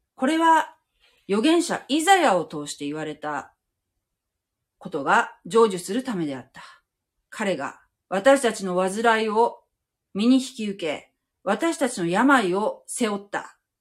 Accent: Japan

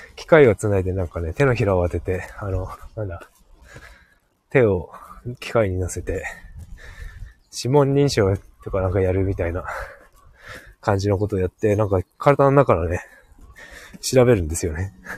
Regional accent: Hokkaido, Japan; 北海道だからね

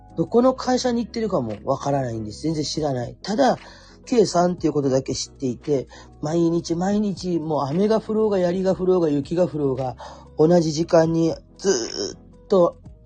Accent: Kurume, Fukuoka, Japan; accent: Kurume dialect; moved away; 生まれも育ちも久留米っ子

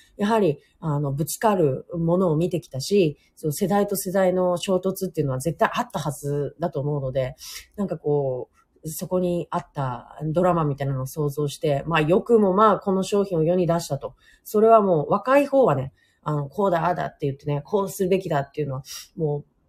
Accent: Hokkaido, Japan; now in Nagasaki, Japan; 北海道出身なので

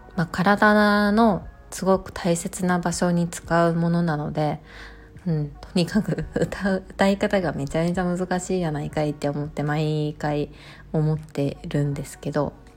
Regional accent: Kobe, Hyogo, Japan; 私の出身地でもある兵庫県の神戸市

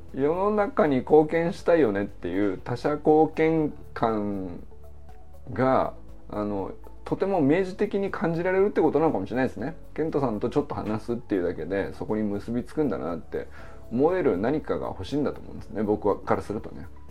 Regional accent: Niigata, Japan; moved away as an adult; also born or lived in Hokkaido; 僕は新潟から来てるから

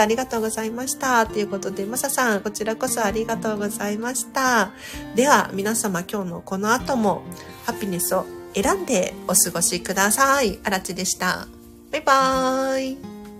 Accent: Tokyo, Japan; 私なんかね東京生まれでマンション育ちでそんなに収納スペースないんですよ東京は

